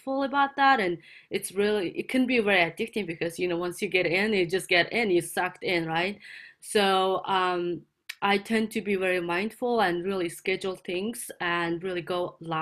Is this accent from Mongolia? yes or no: yes; Mongolia; now in California, United States; So I'm based in California. I'm originally from Mongolia.